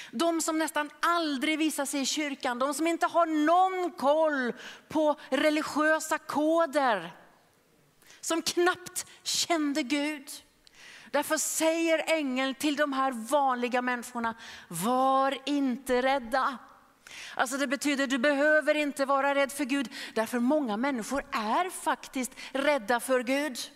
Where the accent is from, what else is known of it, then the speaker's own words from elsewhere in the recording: Philadelphia, Pennsylvania, United States; det var en man i Philadelphia där jag växte upp.